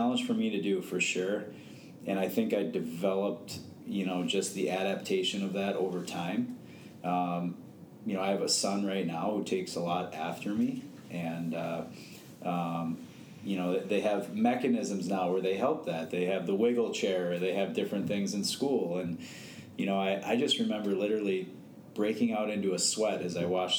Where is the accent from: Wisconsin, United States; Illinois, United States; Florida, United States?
Illinois, United States; Morton Grove; also born or lived in Park Ridge, Illinois; born and raised in Morton Grove, Illinois